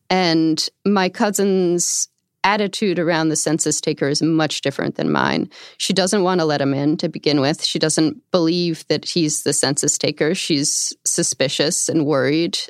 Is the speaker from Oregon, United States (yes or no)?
no; outside of Albany, upstate New York, United States; I grew up in upstate New York, outside of Albany